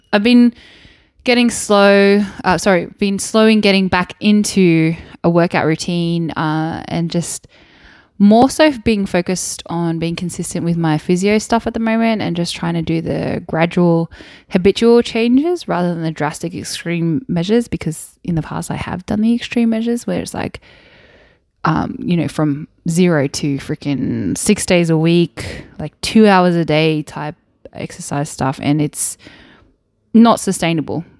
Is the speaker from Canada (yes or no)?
no; Wollongong, New South Wales, Australia; moved away; I grew up in Wollongong, which is South Coast.